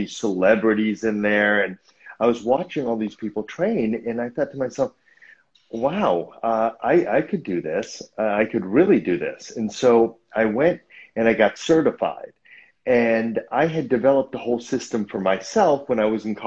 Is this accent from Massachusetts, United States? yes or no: yes; Newton, Massachusetts, United States; moved away as an adult; now in Los Angeles, United States; the neighborhood gym back in Boston where I grew up